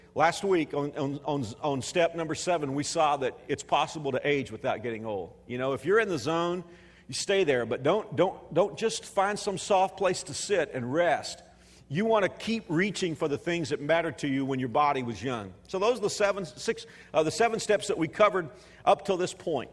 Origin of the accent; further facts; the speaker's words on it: Texas, United States; moved away as an adult; now in Wichita, Kansas, United States; I'm a Texan